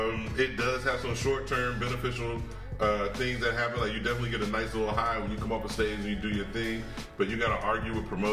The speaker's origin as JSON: {"language": "English", "region": "Ohio", "country": "United States", "said": "Well, white girls don't talk to me, but I'm from Ohio and I definitely know Dave."}